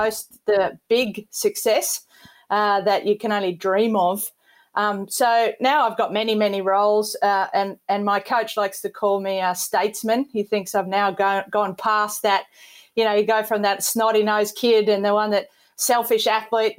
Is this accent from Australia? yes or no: yes; Townsville, Queensland, Australia; I was a Townsville born, and my grandma and granddad were from Ayr, A-Y-R